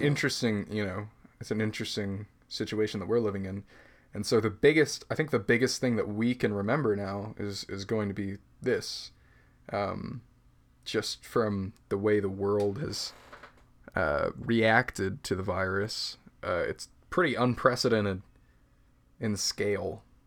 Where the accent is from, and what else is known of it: United States